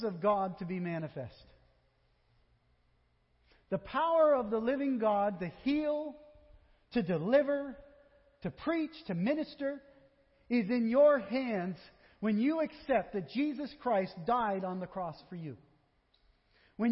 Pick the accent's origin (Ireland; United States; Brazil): United States; Vermont; I am from Vermont